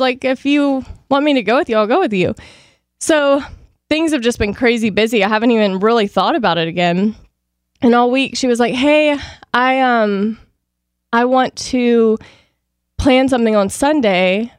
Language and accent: English; the South, United States; moved away as an adult; now in California, United States; I grew up in the South